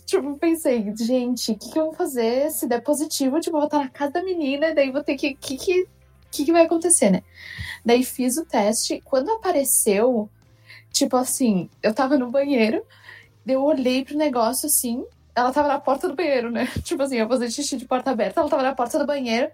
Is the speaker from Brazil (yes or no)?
yes; Rio Grande do Sul, Brazil; eu sou do Rio Grande do Sul, então o sotaque com certeza vai tá diferente de todo